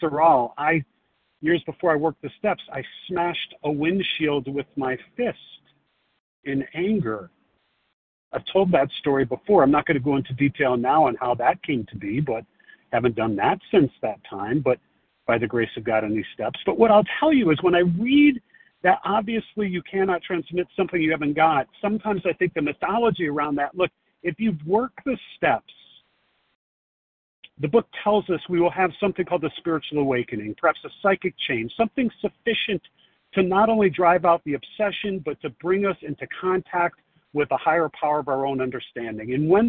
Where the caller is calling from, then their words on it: Chicago, Illinois, United States; Yeah, I guess I'm in Chicago, but I'm on the side of a highway here to pull over to do this safely.